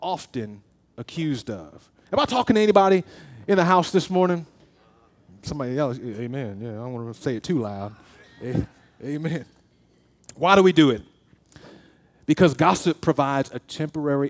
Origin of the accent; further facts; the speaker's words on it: the South, United States; I'm from the South. I was born below the Mason-Dixon.